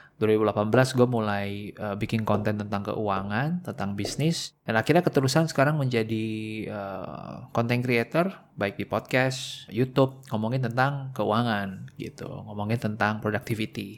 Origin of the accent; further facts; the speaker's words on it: Indonesia; gue dari Indonesia